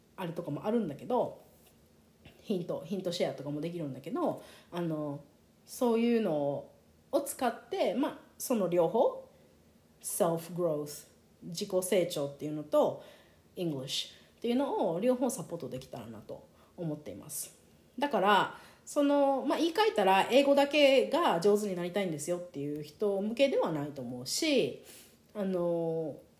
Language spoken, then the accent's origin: Japanese; Japan; first language Japanese; 私みたいにその日本で生まれ育って日本語でこう育 ってきた